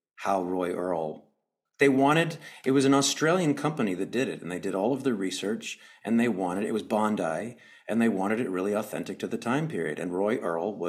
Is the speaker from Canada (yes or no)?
yes; Canada; we're both Canadian